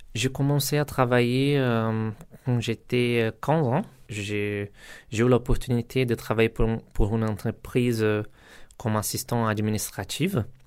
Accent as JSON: {"language": "French", "town": "Carapicuíba", "region": "São Paulo", "country": "Brazil", "tie": "born or raised there", "second_language": "French", "moved": "as an adult", "lives_now": "Rennes, France", "said": "Je viens du Brésil, de Sao Paulo, d'une favela à Carapicuiba"}